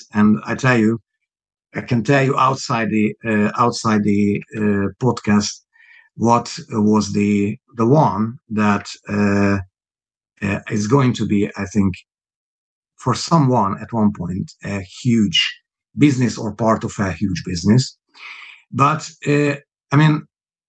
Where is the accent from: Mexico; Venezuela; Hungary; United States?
Hungary; English is a second language; moved away as an adult; also born or lived in Budapest / Hamburg / Moscow; now in United Kingdom; people hear that my accent is obviously not a British accent. It's not a native accent. I was born Hungarian.